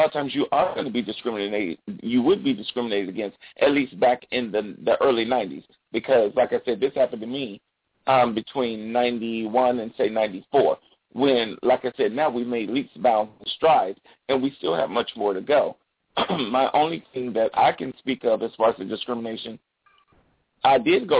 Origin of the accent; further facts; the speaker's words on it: South Carolina, United States; Like I said, I'm from South Carolina.